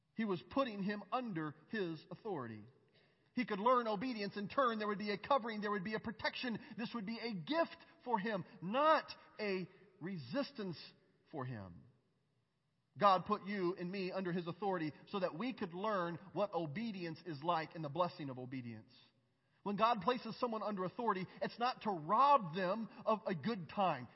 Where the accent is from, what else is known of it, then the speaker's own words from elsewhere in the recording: United States; I'm an American from a red state.